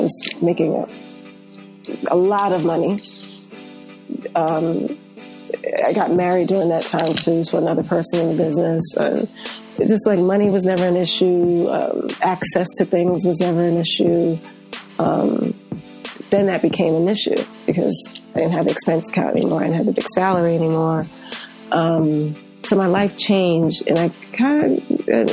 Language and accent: English; New York City, New York, United States; I grew up here in New York in an area of Queens called Marlton, Queens. It's in Southeast Queens